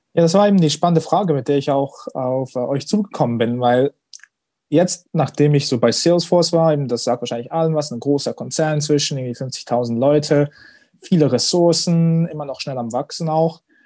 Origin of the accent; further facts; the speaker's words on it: Switzerland; als stolzer Schweizer